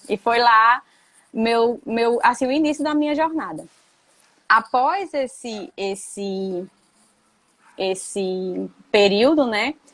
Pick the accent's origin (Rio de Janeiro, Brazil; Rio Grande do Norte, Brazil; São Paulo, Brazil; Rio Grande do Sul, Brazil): Rio Grande do Norte, Brazil; Patu; moved away as an adult; also born or lived in Mossoró; now in Aracaju, Brazil; Eu sou natural do Rio Grande do Norte, sou do sertão do Rio Grande do Norte, de uma cidade chamada Patu